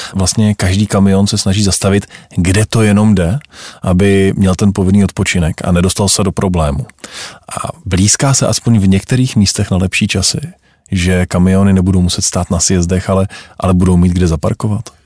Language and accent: Czech; Czechia; jsme my Češi